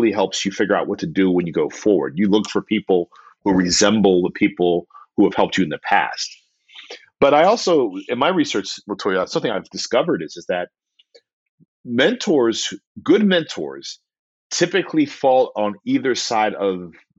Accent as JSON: {"language": "English", "town": "Austin", "region": "Texas", "country": "United States", "tie": "born or raised there", "said": "I'm from Southeast Austin, educated in East Austin"}